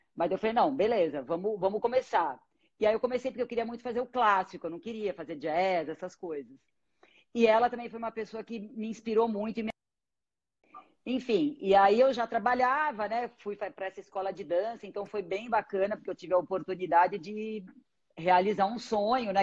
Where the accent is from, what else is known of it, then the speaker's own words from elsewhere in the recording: ABC Paulista, São Paulo, Brazil; moved away as an adult; now in São Paulo, Brazil; eu sou do ABC